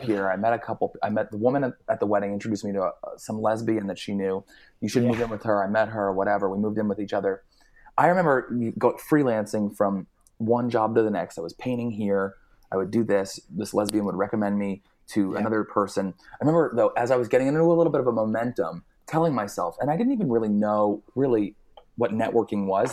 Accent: New Jersey, United States; now in Los Angeles, United States; I grew up in New Jersey. I live in Los Angeles now

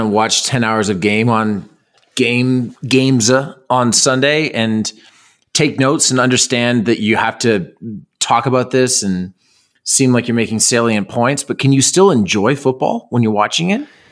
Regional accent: Toronto, Ontario, Canada; growing up in Toronto

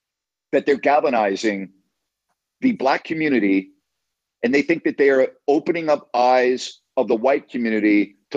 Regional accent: United States; as an American

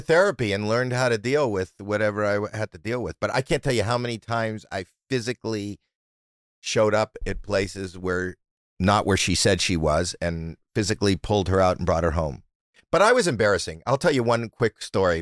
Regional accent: Canada; I'm Canadian

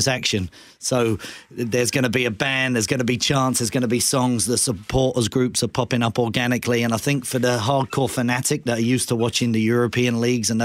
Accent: England, United Kingdom; now in Canada; I grew up in England

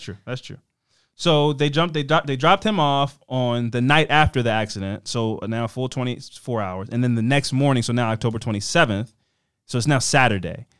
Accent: Baltimore, Maryland, United States; I'm from Baltimore.

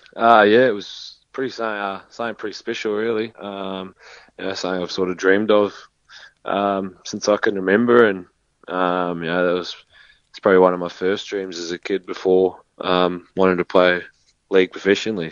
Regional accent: New Zealand; moved away; also born or lived in Townsville; being a Kiwi

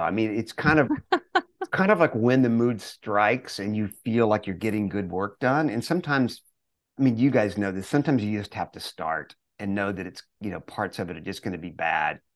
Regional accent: Longview, Texas, United States; we grew up in Longview, Texas, in East Texas.

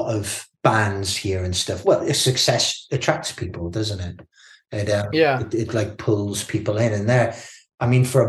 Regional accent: the Northeast, North East England, United Kingdom; moved away as an adult; also born or lived in Cardiff / London; now in Bristol, United Kingdom; I'm from the Northeast

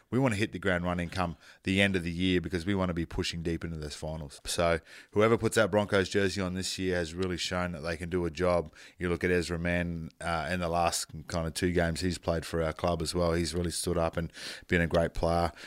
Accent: North Queensland, Australia; I grew up in North Queensland.

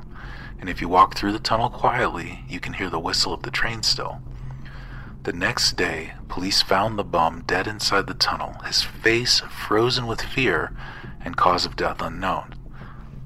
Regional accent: Missouri, United States; I'm from Missouri

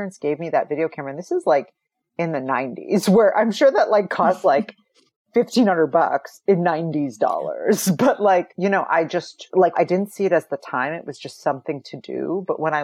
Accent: northwest Iowa, United States; also born or lived in Minnesota; I grew up in a very rural area. So I'm like from Midwest, like Iowa and Minnesota. I always say like my family fulfilled like the diversity quota for the north, at least the northwest quadrant of Iowa

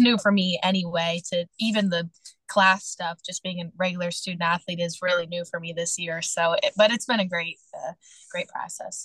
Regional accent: Kentucky, United States; moved away as an adult; my hometown

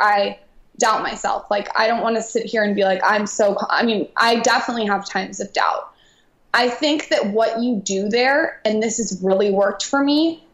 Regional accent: San Diego, California, United States; I grew up in San Diego

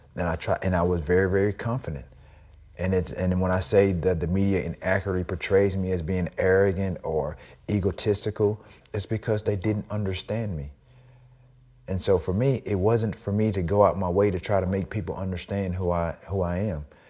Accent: the South, United States; growing up in the South

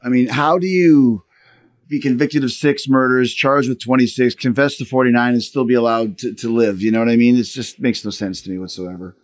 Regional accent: Canada; I'm Canadian

